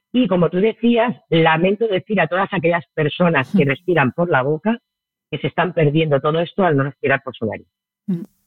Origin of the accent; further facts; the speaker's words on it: Barcelona, Catalonia, Spain; moved away as an adult; also born or lived in Murcia; now in Bali, Indonesia; yo soy de Barcelona y me fui a vivir a, Murcia ya hace bastantes años